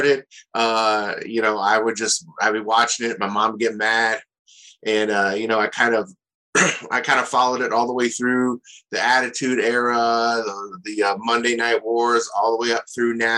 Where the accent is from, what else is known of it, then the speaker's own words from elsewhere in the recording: Akron, Ohio, United States; moved away as an adult; also born or lived in Athens, Ohio; now in Columbus, United States; growing up in Akron, I had kind of an average, okay lifestyle